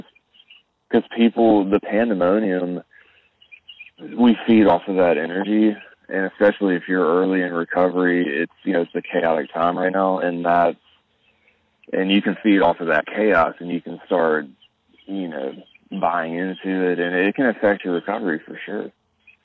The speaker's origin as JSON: {"language": "English", "town": "Birmingham", "region": "Alabama", "country": "United States", "said": "I'm from Birmingham, Alabama"}